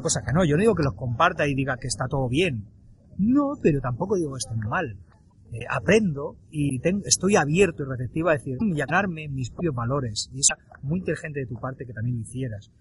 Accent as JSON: {"language": "Spanish", "country": "Spain", "tie": "born or raised there", "said": "yo tengo unos valores, una ética, una forma de expresar por haber nacido en España. Aunque ya sabes que no soy del todo español, pero nací en España"}